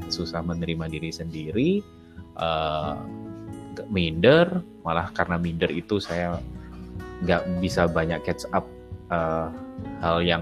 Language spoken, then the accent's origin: Indonesian; Denpasar, Bali, Indonesia; Denpasar. Sekolah swasta yang paling bagus di situ, paling mahal.